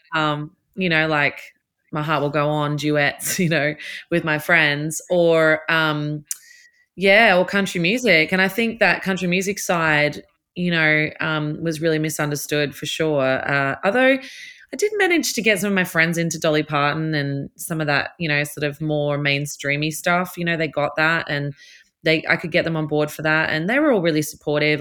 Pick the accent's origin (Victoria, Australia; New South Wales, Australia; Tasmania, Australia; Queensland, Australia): New South Wales, Australia; Newcastle; my hometown is a lot to do with me as an artist